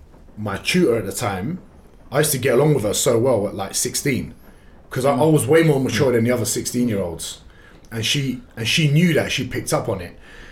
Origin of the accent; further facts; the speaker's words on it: London, United Kingdom; Turkish passports, Kurdish background. They came in the late 80s. And then I was born in Tottenham in 1992.